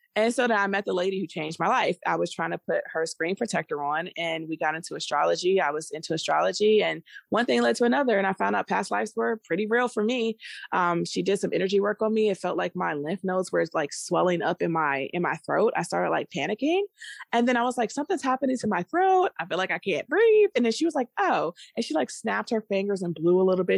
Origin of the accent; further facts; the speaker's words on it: Maryland, United States; moved away; also born or lived in Virginia (757 area, Hampton Roads); I was born and raised in the D M V area. So, I'm from Maryland. Um, and so I grew up there partially, and then I moved to Virginia, seven five seven